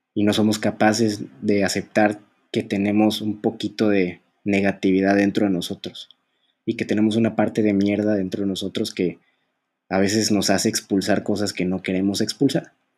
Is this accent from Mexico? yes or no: yes; Mexico; México, por ejemplo, en mi, en mi país